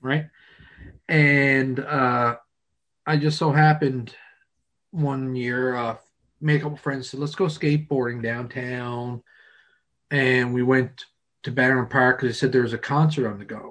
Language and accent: English; Pouch Cove, Newfoundland and Labrador, Canada; I'm from Pooch Cove